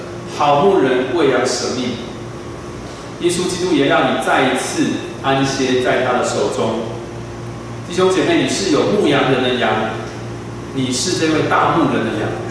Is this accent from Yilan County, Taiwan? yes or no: yes; Yilan County, Taiwan; moved away as an adult; also born or lived in Taipei; 我那时候一个人从宜兰老家来到台北读书，啊，从一个乡下来到这么繁华的大都市